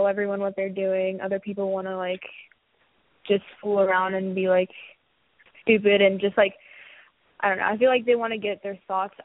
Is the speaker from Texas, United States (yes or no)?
yes; Houston, Texas, United States; also born or lived in New York; I was born in here in Houston, and then I moved to New York for my dad's work.